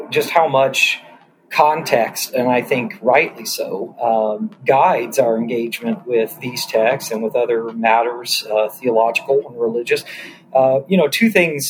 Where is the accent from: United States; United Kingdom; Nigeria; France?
United States; Georgia; now in San Diego, United States; although I live in San Diego, I grew up in Georgia